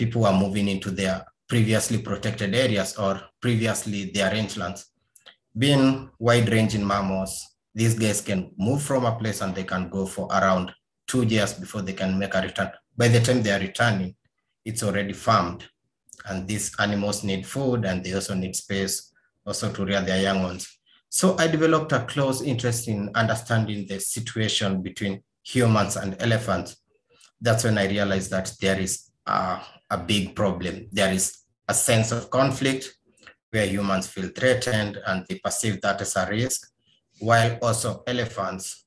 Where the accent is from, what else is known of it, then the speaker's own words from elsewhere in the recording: eastern Kenya, Kenya; I'm Kenyan, born in Eastern Kenya